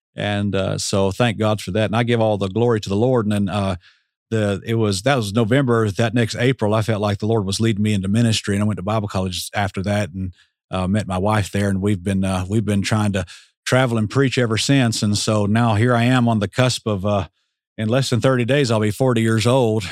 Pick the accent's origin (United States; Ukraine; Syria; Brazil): United States; Atlanta, Georgia; I grew up in Metro Atlanta